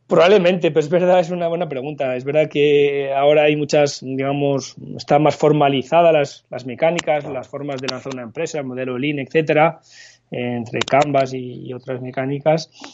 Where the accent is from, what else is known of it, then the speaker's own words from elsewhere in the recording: Paris, Île-de-France, France; moved away as an adult; also born or lived in Barcelona, Spain; now in Spain; me fui a vivir a París, donde me crié principalmente, viví allí 23 años